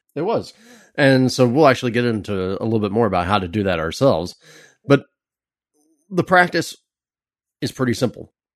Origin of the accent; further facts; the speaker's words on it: California, United States; as a Californian